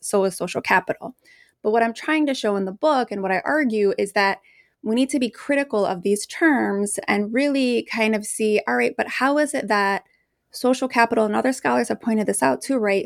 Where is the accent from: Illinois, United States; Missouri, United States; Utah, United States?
Illinois, United States; Chicago; I grew up in the Post neighborhood of Chicago. I'm from Mexican Chicago